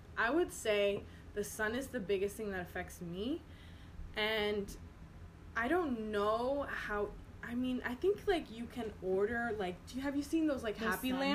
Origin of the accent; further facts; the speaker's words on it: Boston, Massachusetts, United States; moved away as an adult; also born or lived in Albany, New York; I grew up in Boston, and it's not as far north as it is here.